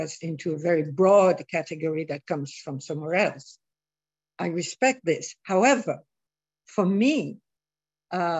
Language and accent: English; Morocco; moved away; also born or lived in India; I grew up in Morocco, I lived in India for years